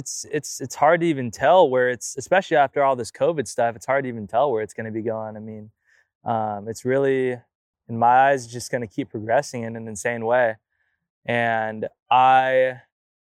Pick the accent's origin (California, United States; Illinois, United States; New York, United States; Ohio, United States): California, United States; Sacramento; my hometown, like in like Sacramento